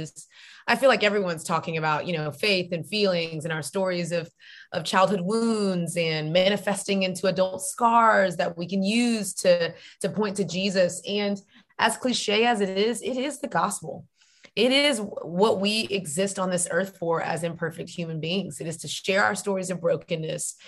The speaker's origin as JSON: {"language": "English", "region": "Texas", "country": "United States", "moved": "yes", "lives_now": "Atlanta, United States", "said": "I am a Texan"}